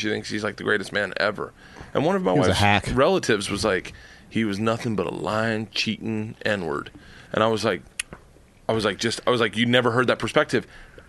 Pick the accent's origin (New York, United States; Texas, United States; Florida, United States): Florida, United States; Tampa; I grew up in the South.